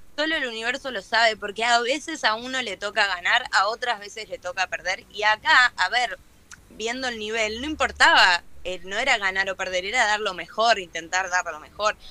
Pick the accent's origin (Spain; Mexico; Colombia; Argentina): Argentina; estar acá, viste, en mi país